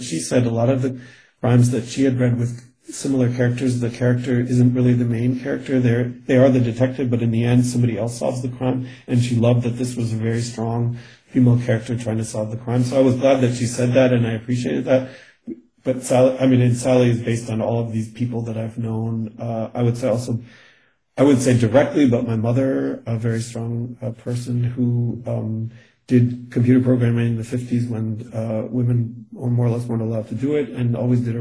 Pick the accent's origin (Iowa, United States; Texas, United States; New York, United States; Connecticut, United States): Connecticut, United States; first language English; moved away as an adult; also born or lived in Germany; now in Vienna, Austria; I'm originally from New England, Connecticut